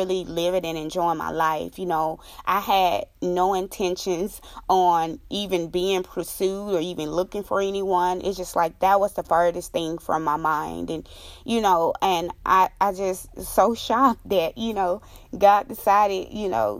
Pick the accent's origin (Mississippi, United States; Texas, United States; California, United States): Mississippi, United States; moved away; my home state, Mississippi